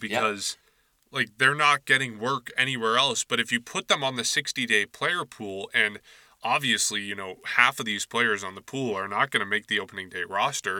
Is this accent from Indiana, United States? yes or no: no; Nashua, New Hampshire, United States; my hometown of Nashua, New Hampshire